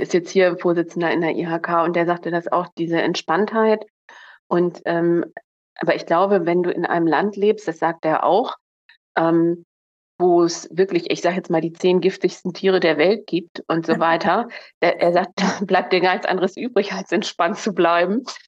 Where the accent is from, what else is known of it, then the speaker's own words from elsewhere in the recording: Northern Germany, Germany; also born or lived in Munich; als Norddeutsche nach Bayern